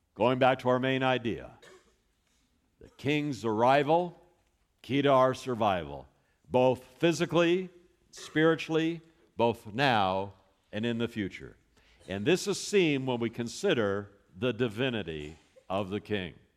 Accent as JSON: {"language": "English", "town": "Los Angeles", "region": "California", "country": "United States", "tie": "born or raised there", "moved": "yes", "lives_now": "Texas, United States", "said": "I was born in Hollywood, California"}